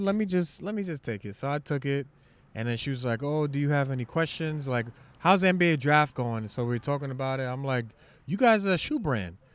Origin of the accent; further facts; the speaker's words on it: New York City, New York, United States; I'm from Shaolin